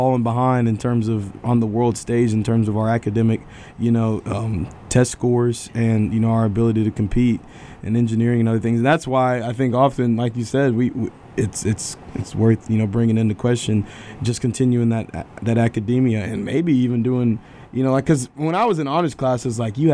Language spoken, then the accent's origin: English; Oak Ridge, Tennessee, United States; moved away; my hometown, man, Oak Ridge and Knoxville area